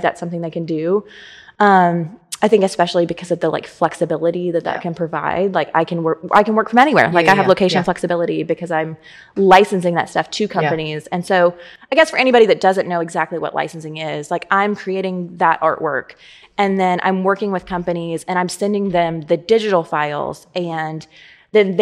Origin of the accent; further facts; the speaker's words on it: Harrisburg, Illinois, United States; moved away as an adult; also born or lived in New Orleans, Louisiana; I'm from Harrisburg and then I lived in New Orleans for 12 years